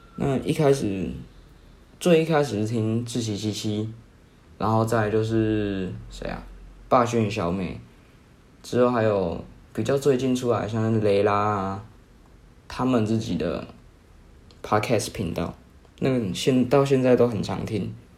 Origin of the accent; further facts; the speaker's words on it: Kaohsiung, Taiwan; 我是高雄人啊， 我是读比较好的国中吧